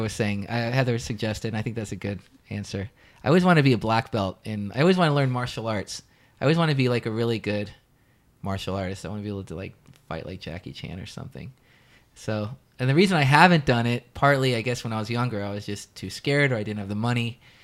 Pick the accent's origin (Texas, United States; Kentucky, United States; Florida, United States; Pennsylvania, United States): Florida, United States; Daytona Beach; also born or lived in Orlando, Florida / Los Angeles; Daytona Beach, where I pretty much grew up until I was eighteen